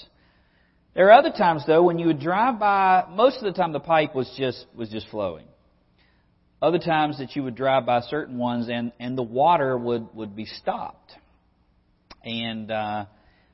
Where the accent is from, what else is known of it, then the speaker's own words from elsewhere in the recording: West Virginia, United States; moved away; my childhood in West Virginia